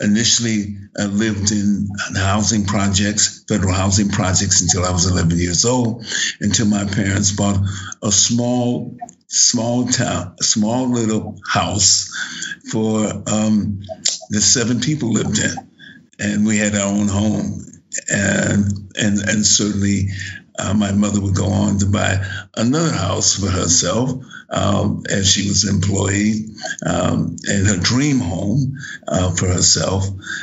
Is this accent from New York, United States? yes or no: no; San Francisco, California, United States; I'm born and raised in San Francisco, California, at the end of World War II. I've lived virtually my entire life in San Francisco.